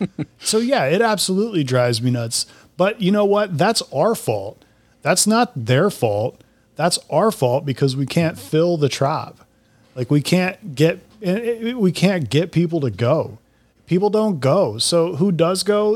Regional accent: Central Florida, United States; I'm from Central Florida. You know, I grew up there.

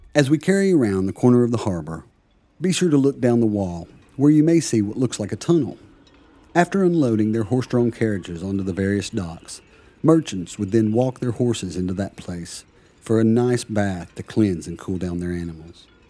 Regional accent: United States; now in Plymouth, United Kingdom; As an American, I love living in Plymouth.

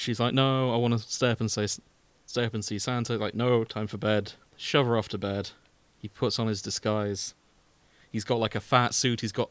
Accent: United Kingdom; I am British

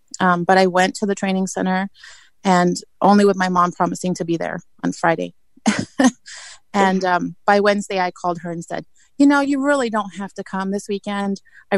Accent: England, United Kingdom; But I grew up in England, like I said

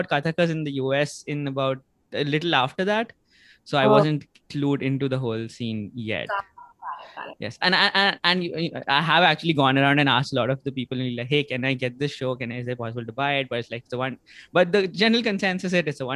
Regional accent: India; now in United States; I grew up in India

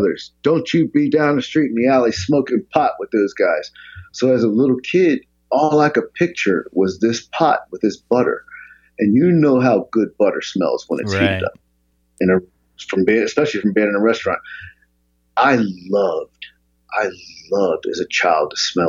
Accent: Philadelphia, Pennsylvania, United States; I grew up, I was born in Southwest Philadelphia, and my family moved to the suburbs when I was like 11

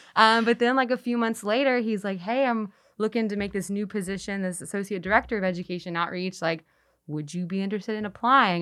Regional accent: Texas, United States; now in Memphis, United States; I'm from Texas.

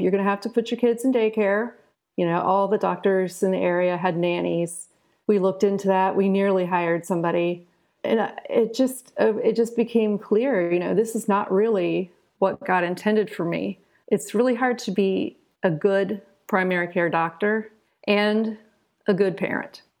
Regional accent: Southern Ohio, United States; I eventually wound up returning to my hometown in Southern Ohio

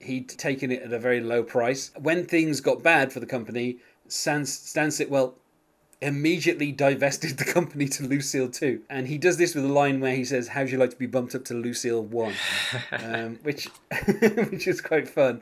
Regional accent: United Kingdom; being British

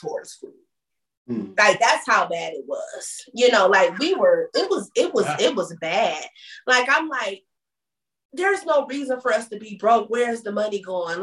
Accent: Michigan, United States; moved away; we don't have family here and stuff, right? You know, because we're back from Michigan

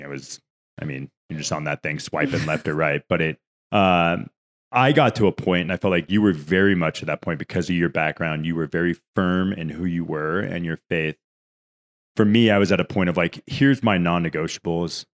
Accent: California, United States; now in Denver, United States; I'm from California

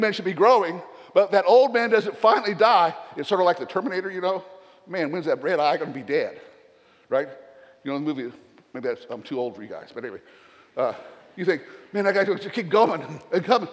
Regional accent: the South, United States; accent: Southern; my Southern accent

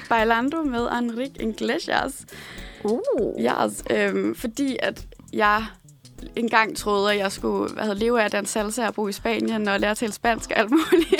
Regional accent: Odense, Southern Denmark, Denmark; moved away; og så er jeg fra Odense, øh, eller som fra Odense City, som vi siger derovre

